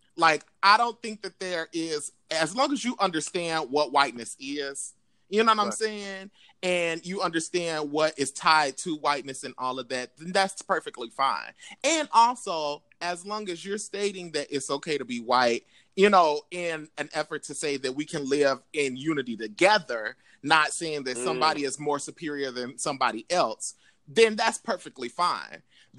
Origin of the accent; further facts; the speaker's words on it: Oklahoma, United States; Because I'm not from the South. I mean, because technically Oklahoma is Midwest or whatever.